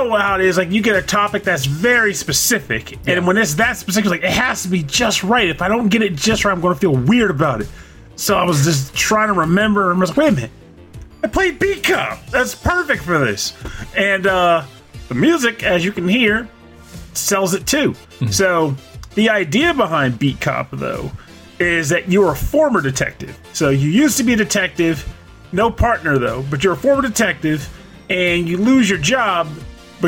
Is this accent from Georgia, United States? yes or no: no; Delaware, United States; moved away; I'm from Podunk, Delaware.